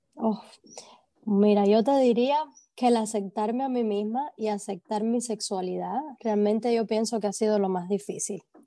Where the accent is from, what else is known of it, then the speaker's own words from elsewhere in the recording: Cuba; first language Spanish; moved away as an adult; also born or lived in Ohio; now in Columbus, United States; yo soy muy orgullosa de ser cubana